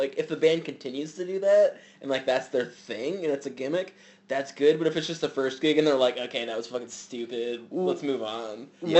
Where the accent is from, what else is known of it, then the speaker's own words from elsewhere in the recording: Defiance, Ohio, United States; Defiance, Ohio.